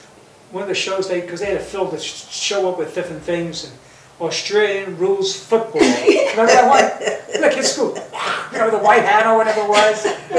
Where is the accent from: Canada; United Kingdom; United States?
United States; New York; now in Bellevue, United States; I was born and raised in New York, and it's a long story how I got here, but anyway, leave it at that. So, great to be here in Bellevue